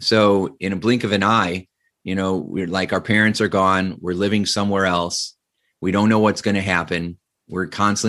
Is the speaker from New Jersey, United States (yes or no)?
no; Indiana, United States; So I grew up in Northern Indiana. My dad was an electrician at a steel mill